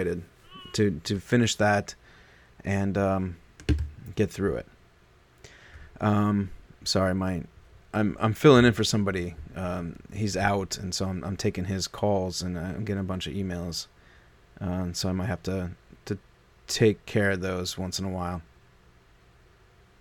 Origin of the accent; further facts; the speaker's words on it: Omaha, Nebraska, United States; moved away as an adult; also born or lived in New York; my formative years in like high school and stuff like that, and junior high and even late grade school, that was all Nebraska.